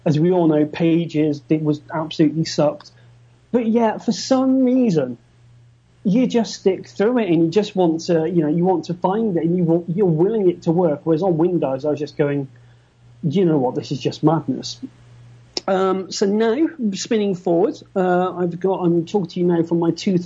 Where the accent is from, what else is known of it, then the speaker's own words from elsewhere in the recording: United Kingdom; I'm just good old British